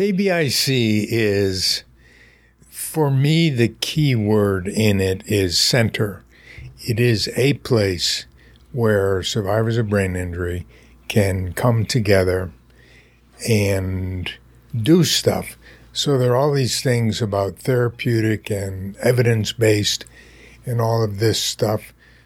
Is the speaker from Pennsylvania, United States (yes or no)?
yes; Pennsylvania, United States; born there; also born or lived in Winnipeg, Canada / Maryland / New Jersey; So I was born in Pennsylvania, lived in Pennsylvania two or three times in my life, but moved about every 3 years, twice in Winnipeg, Canada, once in Maryland, once last in New Jersey.